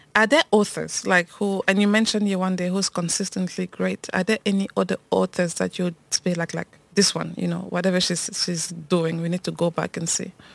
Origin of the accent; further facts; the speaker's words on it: Cameroon; moved away; also born or lived in France; I grew up in Cameroon